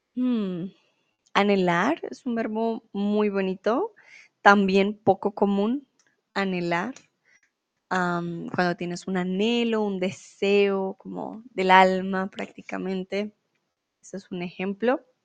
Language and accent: Spanish; Colombia; moved away as an adult; now in Germany; soy de Colombia y mm, bueno, realmente vivo en Alemania